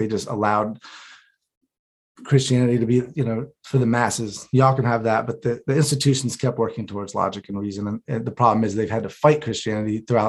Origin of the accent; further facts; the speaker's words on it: North Carolina, United States; I'm from North Carolina, like I said, and the religion there.